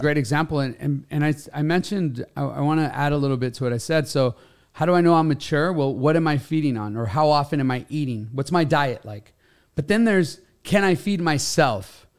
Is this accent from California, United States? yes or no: yes; Los Angeles, California, United States; I grew up in Los Angeles